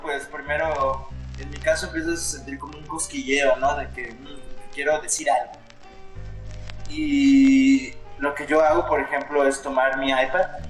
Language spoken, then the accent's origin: Spanish; Los Cabos, Baja California Sur, Mexico; Soy de los Cabos, Baja California Sur.